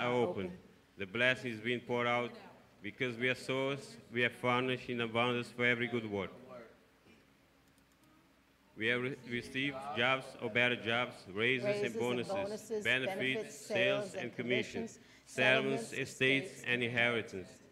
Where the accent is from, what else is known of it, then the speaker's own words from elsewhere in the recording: Cape Verde; moved away; growing up in Cape Verde, as a growing up with a poverty mentality